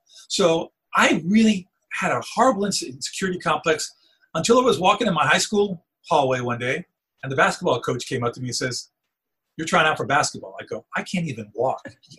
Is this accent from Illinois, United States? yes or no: no; New York City, New York, United States; first language Spanish; English is a second language; I grew up in New York City. I was very, very tall, always the tallest in my class.